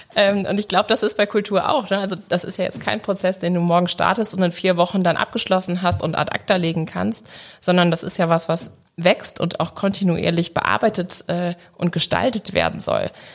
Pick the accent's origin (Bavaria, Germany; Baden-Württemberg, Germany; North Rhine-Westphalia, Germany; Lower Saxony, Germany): North Rhine-Westphalia, Germany; Leverkusen; Ich komme aus Leverkusen